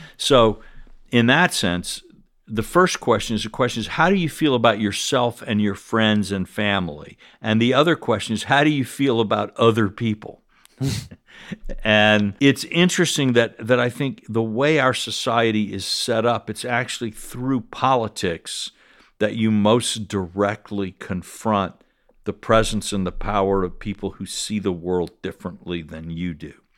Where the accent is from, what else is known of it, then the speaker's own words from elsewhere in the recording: South Carolina, United States; moved away; I'm from South Carolina